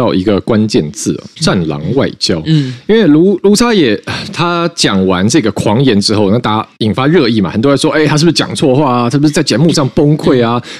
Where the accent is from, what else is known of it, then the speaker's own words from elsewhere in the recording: Taiwan; 对我们来说，